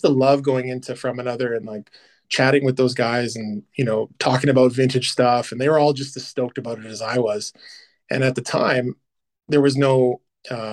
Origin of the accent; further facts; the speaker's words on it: Canada; also born or lived in Vancouver; now in Edmonton, Canada; being a Canadian